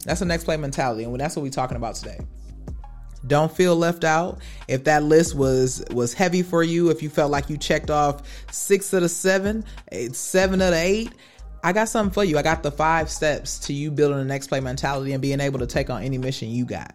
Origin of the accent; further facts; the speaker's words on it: Wisconsin, United States; growing up in Wisconsin